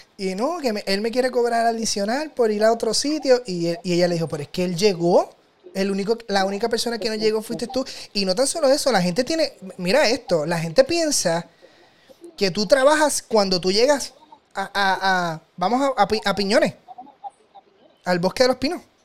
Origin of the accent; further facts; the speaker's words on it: Toa Alta, Puerto Rico; yo soy del área de Toa Alta